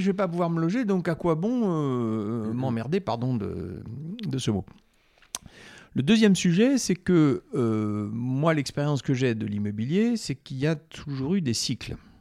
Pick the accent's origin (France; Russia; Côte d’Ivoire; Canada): France; Corrèze, Nouvelle-Aquitaine; je suis originaire de la Corrèze